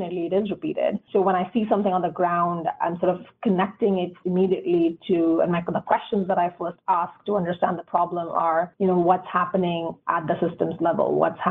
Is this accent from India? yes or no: yes; India; growing up in India